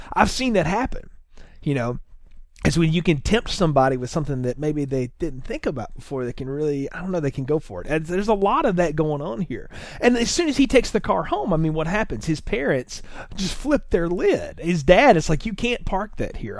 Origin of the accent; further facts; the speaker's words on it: the South, United States; I grew up in the South